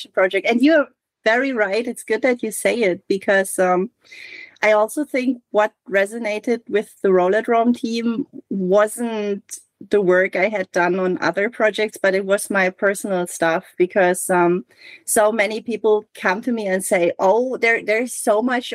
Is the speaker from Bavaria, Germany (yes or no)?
no; Hamburg, Germany; I'm from Hamburg and I reference my hometown